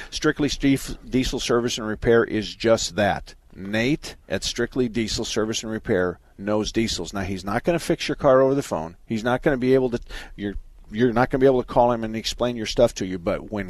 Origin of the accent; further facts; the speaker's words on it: southern Arizona, United States; also born or lived in Tempe, Arizona; I'm from Tempe. I was born and raised in southern Arizona, but I went to high school in Tempe back in the 60s.